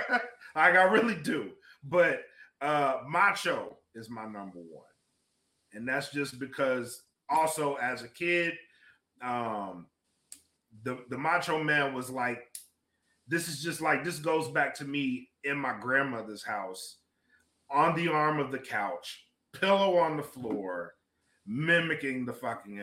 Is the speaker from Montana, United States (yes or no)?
no; Louisiana, United States; I'm from Louisiana